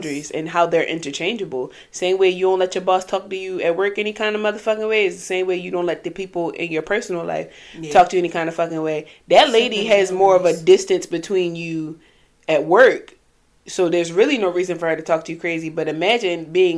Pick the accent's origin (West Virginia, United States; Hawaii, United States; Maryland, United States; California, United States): Maryland, United States; Baltimore; Growing up in Baltimore City